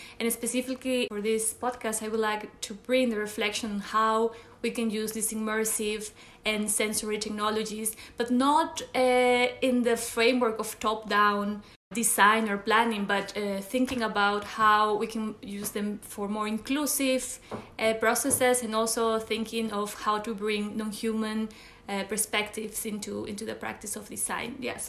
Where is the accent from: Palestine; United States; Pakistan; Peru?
Peru; now in Berlin, Germany; I'm originally from Peru, but based for some years now in Berlin.